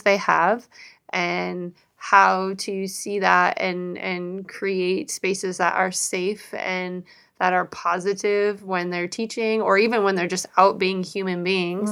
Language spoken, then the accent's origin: English; Seattle, Washington, United States; both were born and raised in the Seattle area.